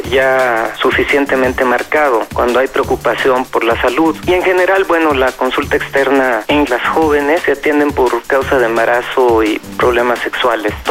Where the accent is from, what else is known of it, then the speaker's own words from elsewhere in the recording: Venezuela; now in Guanajuato, Mexico; eh, soy estudiante venezolano en la Universidad de Guanajuato, tengo 38 años